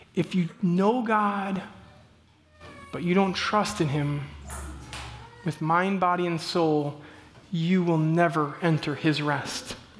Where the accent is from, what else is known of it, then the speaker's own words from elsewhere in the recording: Midwest, United States; I'm from the Midwest